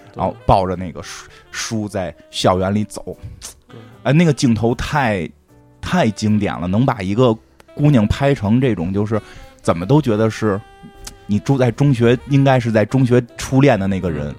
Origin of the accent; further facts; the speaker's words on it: Beijing, China; 咱们很，北京人